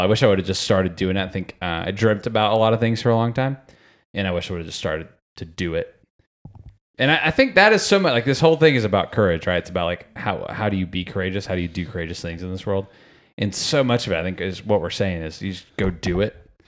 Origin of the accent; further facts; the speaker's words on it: Sarasota, Florida, United States; I was from Sarasota, Florida